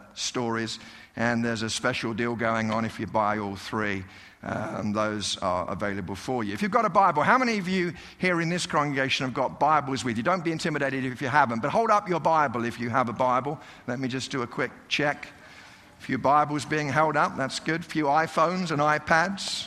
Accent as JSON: {"language": "English", "country": "United Kingdom", "moved": "yes", "lives_now": "Colorado, United States", "said": "I'm a British guy living in Colorado"}